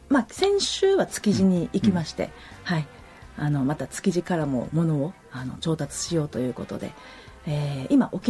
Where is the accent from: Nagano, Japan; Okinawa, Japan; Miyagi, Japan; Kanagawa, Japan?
Okinawa, Japan; 沖縄の人に励まされたりとかそうするとあもう私は沖縄で生まれて育ってそういった DNA が入っていることがすごく嬉しいんですね